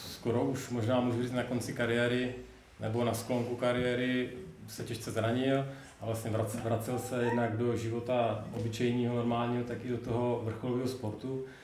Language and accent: Czech; Brno, South Moravian Region, Czechia; jsem z Brna, stejně jako Tomáš Bábek.